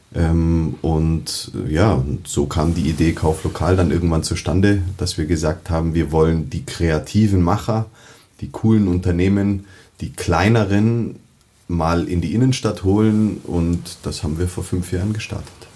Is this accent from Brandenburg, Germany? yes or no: no; Munich, Bavaria, Germany; ich bin ähm, waschechter Münchner in dritter Generation